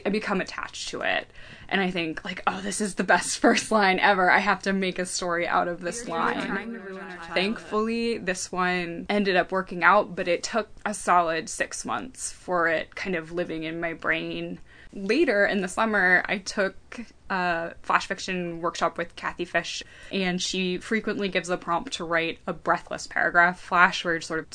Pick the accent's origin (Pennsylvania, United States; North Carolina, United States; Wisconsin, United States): Pennsylvania, United States; Lititz; moved away; I'm from a small town, I'm from Lititz, Pennsylvania, which is a really small, kind of like postcardy town. And the house where I grew up